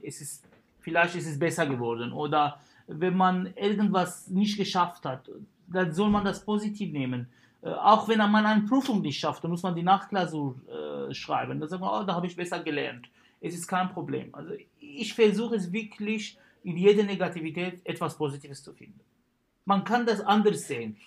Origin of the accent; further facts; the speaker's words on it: Syria; German is a second language; moved away as an adult; also born or lived in Karlsruhe, Germany / Kiel, Germany; now in Germany; ich habe mein Abitur in Syrien gemacht